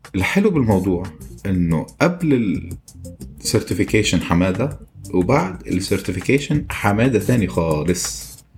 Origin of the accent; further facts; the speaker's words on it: Lebanon; moved away as an adult; now in Kuwait; حدا مثلي انا ترك لبنان واجا على الكويت